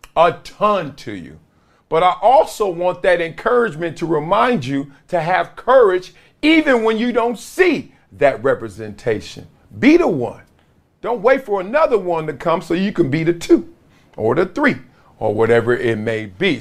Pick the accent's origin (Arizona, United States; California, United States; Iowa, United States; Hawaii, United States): California, United States; Compton; Growing up in Compton